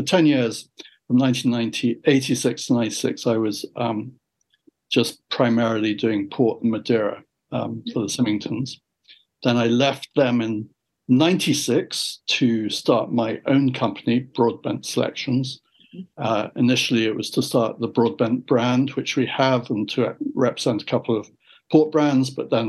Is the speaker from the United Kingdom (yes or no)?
yes; England, United Kingdom; also born or lived in San Francisco, United States / Canada; After 21 years in San Francisco and 5 years in Canada and growing up in England.